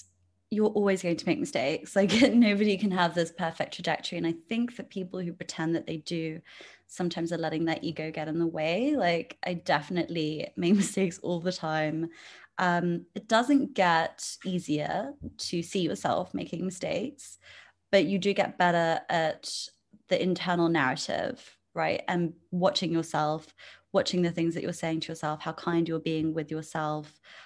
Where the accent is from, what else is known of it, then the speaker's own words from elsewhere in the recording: England, United Kingdom; also born or lived in India / France / Luxembourg / Spain; So I was born in England. When I was six, I moved to India. Then when I was 10, I moved to France. Then I came back to England when I was 14. Then I moved cities to go to university.